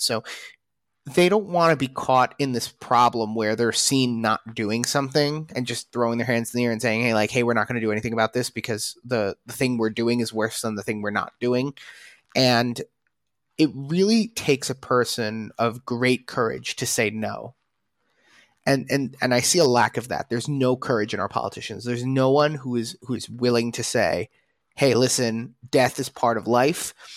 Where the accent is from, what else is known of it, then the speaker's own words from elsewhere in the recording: United States; now in Israel; as an American